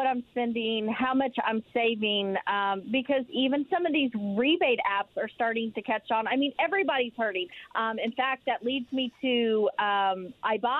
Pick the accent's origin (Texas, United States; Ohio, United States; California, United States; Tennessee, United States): Tennessee, United States; accent: Tennessee; moved away; you really hear my Tennessee accent come out